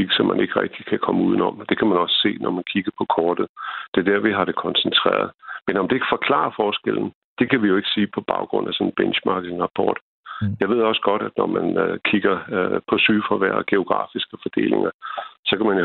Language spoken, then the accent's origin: Danish; Denmark; Jeg er selv fra Jylland.